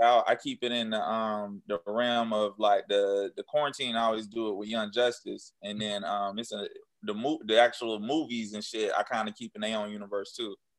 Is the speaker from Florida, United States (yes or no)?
yes; Jacksonville, Florida, United States; now in Atlanta, United States; I was still at my hometown Jacksonville